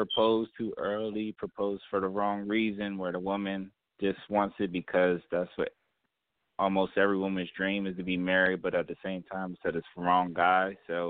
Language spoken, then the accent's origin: English; Wilmington, Delaware, United States; from Wilmington, Delaware.